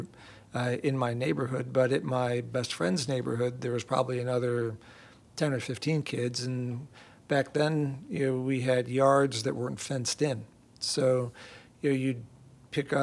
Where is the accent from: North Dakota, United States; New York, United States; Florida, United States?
New York, United States; Camillus; moved away as an adult; also born or lived in Ithaca, New York; now in Houston, United States; I grew up in Camillus, a suburb of Syracuse